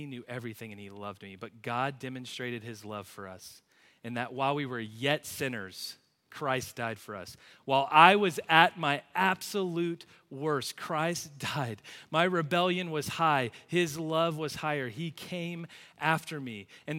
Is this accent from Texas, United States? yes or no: yes; Plano, Texas, United States; I grew up in Plano, right down the road, went to Plano Senior High, went to a church on the other side of town.